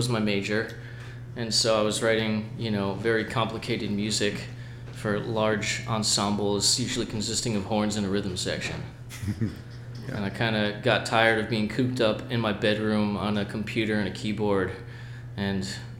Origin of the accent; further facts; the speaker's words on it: New Jersey, United States; moved away; I grew up in New Jersey